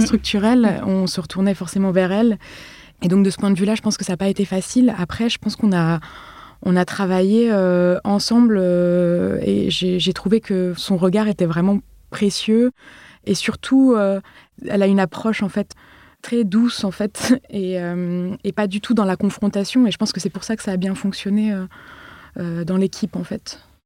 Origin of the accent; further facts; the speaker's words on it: Paris, Île-de-France, France; je viens de Paris